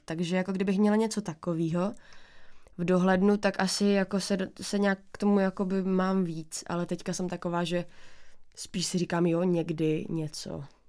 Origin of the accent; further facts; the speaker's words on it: Bohumín, Moravian-Silesian Region, Czechia; moved away as an adult; also born or lived in Ostrava; now in Prague, Czech Republic; jsem tam vyrůstala já